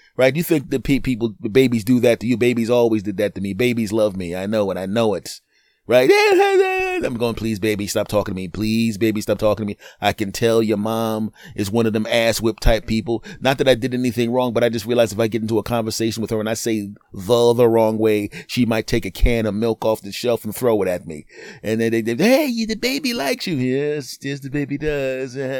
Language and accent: English; United States; I'm an American